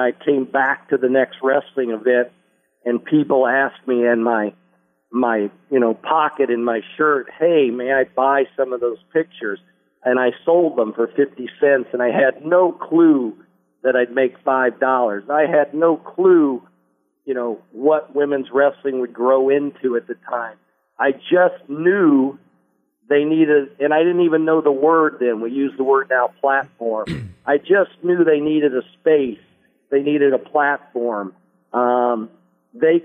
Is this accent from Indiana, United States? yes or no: yes; Indianapolis, Indiana, United States; moved away as an adult; now in Los Angeles, United States; my hometown of Indianapolis